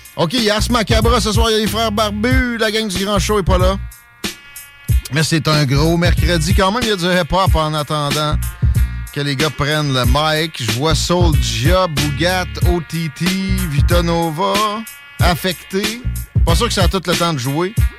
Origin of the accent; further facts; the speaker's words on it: Canada; je suis un Canadien français, mes ancêtres sont ici depuis les années 1600.